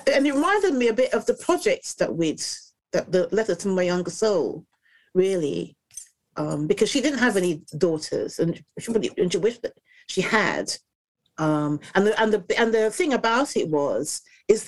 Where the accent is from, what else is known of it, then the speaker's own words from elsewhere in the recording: England, United Kingdom; we were in England. We weren't in Dominica